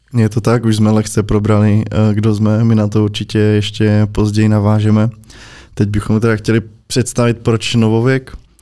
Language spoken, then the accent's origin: Czech; Opava, Moravian-Silesian Region, Czechia; moved away as an adult; now in Prague, Czechia; jsem prostě od Opavy